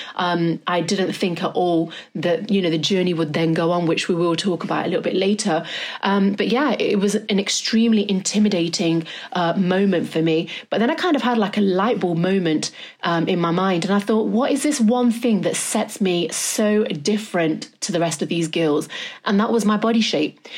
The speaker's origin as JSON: {"language": "English", "town": "Derby", "region": "East Midlands", "country": "United Kingdom", "moved": "yes", "lives_now": "London, United Kingdom", "said": "I'm from Derby"}